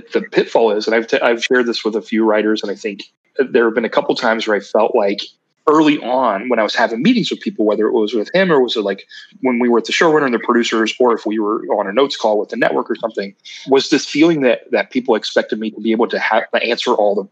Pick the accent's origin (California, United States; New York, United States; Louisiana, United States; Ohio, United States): Ohio, United States; Ironton; I'm from Ironton